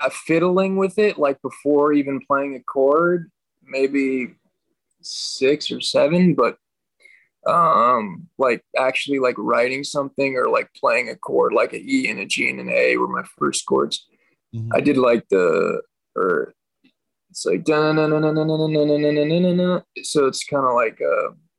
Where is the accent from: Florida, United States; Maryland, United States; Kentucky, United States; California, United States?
California, United States; Los Angeles; also born or lived in Utah; I was born and raised in Los Angeles